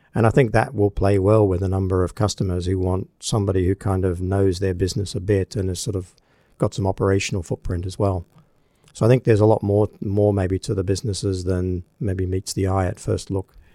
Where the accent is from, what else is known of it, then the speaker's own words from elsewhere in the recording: Australia; moved away; my home country of Australia